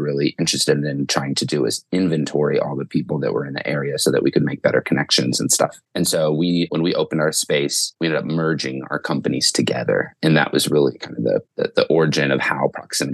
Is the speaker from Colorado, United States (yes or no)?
yes; Western Colorado, United States; also born or lived in Grand Junction, Colorado; We're both from Western Colorado. Montrose is where Dennis lives and I live in Grand Junction.